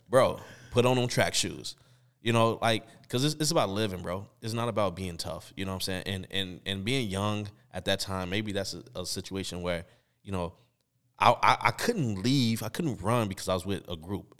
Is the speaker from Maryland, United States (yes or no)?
no; Chicago, Illinois, United States; we growing up in Chicago, and at this time, we in high school